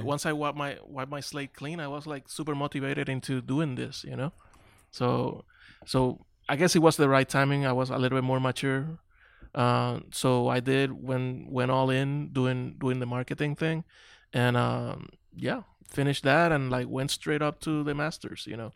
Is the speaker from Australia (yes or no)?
no; Carolina, Puerto Rico; moved away as an adult; also born or lived in Long Beach; now in Dallas, United States; we grew up in Carolina